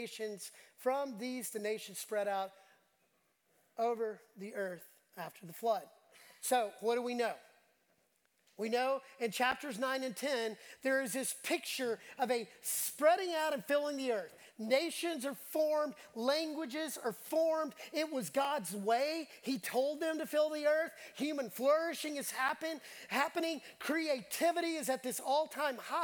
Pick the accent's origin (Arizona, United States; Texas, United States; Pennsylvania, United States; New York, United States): Texas, United States; Dallas; moved away as an adult; also born or lived in The Woodlands, Texas / Houston, Texas; I grew up in Dallas